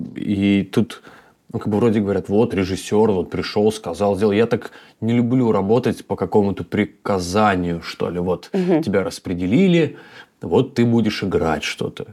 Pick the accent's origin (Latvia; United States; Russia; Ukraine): Russia; Tyumen, Tyumen Oblast; moved away; also born or lived in Khanty-Mansiysk / Moscow; я тоже человек с севера такой. Как бы я родился в Ханты-Мансийске, mm. как бы прожил там в Тюмени очень долгое время